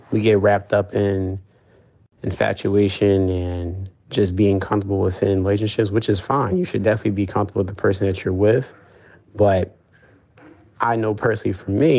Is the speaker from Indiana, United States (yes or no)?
no; Lumberton, New Jersey, United States; also born or lived in Marlton, New Jersey; I grew up, I was born in Marlton, New Jersey, so in South Jersey, but I've been living in Lumberton, New Jersey all my life